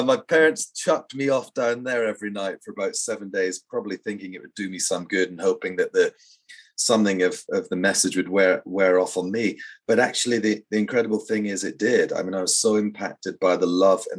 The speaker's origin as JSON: {"language": "English", "region": "Scotland", "country": "United Kingdom", "tie": "born or raised there", "also_born_or_lived": "Edinburgh", "said": "I grew up actually in a really beautiful but very tiny hamlet in the countryside, about a dozen houses or so. And I was born in Edinburgh"}